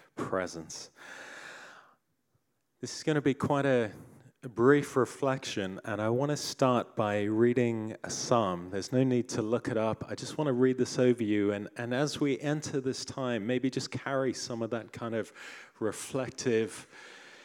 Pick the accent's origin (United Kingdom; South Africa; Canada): South Africa; as a boy growing up in South Africa